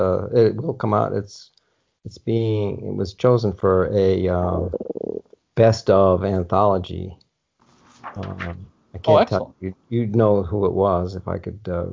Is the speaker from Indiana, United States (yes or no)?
yes; Indiana, United States; the town that I grew up in Indiana